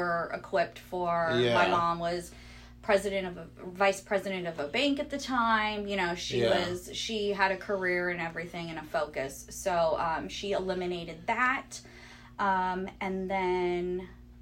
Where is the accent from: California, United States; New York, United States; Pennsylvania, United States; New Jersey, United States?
California, United States; Long Beach; born or raised there; also born or lived in Upland, California